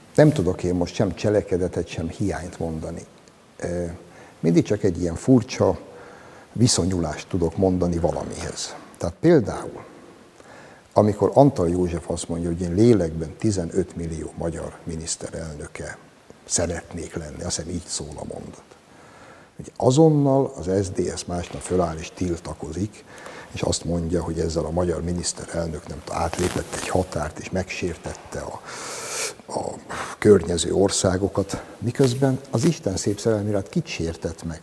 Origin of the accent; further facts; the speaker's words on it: Hungary; Az Ugligetbe, ahol én felnőttem